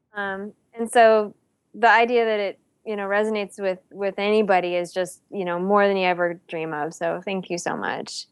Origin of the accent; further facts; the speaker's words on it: Palo Alto, California, United States; moved away as an adult; also born or lived in New England / Houston / Cleveland; I'm from California originally. I'm from Palo Alto. Um, I, I actually went to high school with like the girls from the … and stuff.